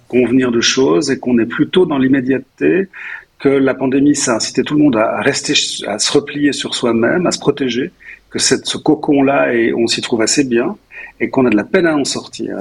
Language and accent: French; Nyon, Vaud, Switzerland; je suis, nyonnais, euh, je suis donc je suis né à Nyon